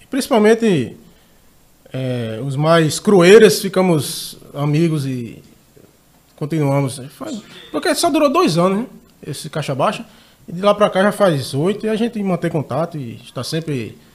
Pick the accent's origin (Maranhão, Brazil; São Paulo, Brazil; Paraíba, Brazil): Paraíba, Brazil; Rio Tinto; Sou de Rio Tinto